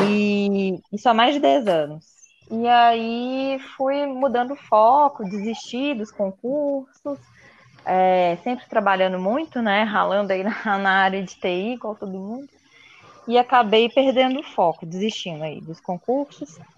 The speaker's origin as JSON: {"language": "Portuguese", "town": "Belo Horizonte", "region": "Minas Gerais", "country": "Brazil", "said": "eu sou de BH."}